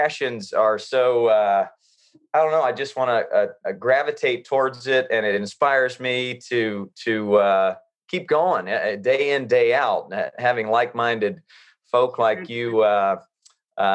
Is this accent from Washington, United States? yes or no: no; North Carolina, United States; growing up in North Carolina